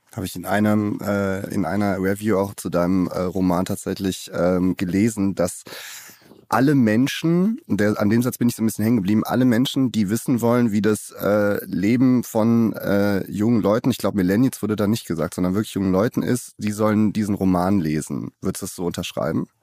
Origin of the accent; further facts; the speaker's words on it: Cologne, North Rhine-Westphalia, Germany; ich halt äh, gebürtiger Kölner bin